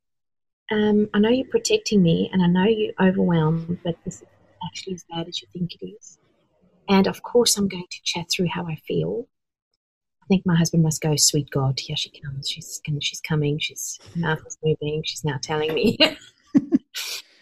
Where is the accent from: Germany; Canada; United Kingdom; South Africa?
South Africa; I'm from South Africa.